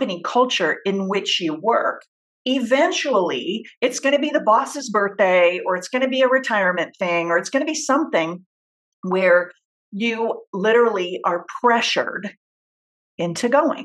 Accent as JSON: {"language": "English", "region": "Southern California", "country": "United States", "also_born_or_lived": "Orange County, California", "said": "I'm from Southern California, fourth generation Californian"}